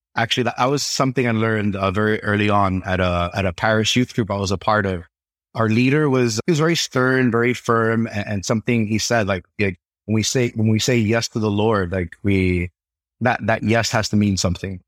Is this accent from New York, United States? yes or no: yes; New York City, New York, United States; Born and raised in Brooklyn, New York